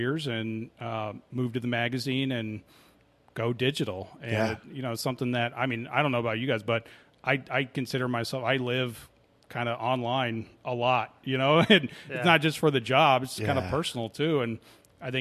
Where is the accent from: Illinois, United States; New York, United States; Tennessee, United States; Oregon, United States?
Oregon, United States; now in Arizona, United States; Originally from Oregon, but I've lived here now for about 26 years